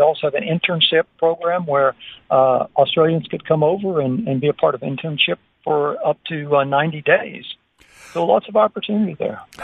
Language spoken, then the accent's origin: English; United States; now in Botswana; my home country of America